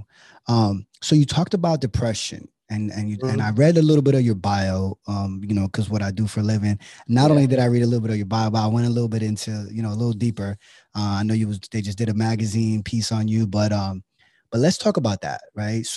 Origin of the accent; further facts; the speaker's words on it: Allentown, Pennsylvania, United States; I was born and raised in Allentown